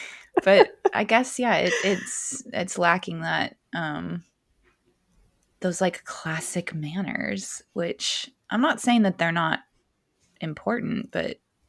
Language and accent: English; West Coast, United States; growing up on the West Coast